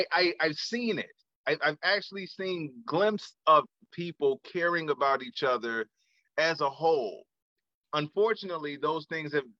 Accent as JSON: {"language": "English", "town": "Chicago", "region": "Illinois", "country": "United States", "tie": "born or raised there", "moved": "as an adult", "said": "growing up in Chicago, growing up in the small neighborhood"}